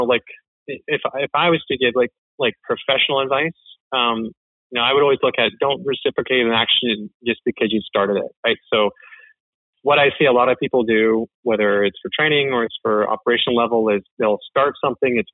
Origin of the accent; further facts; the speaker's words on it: Canada; I'm the Canadian that does not watch hockey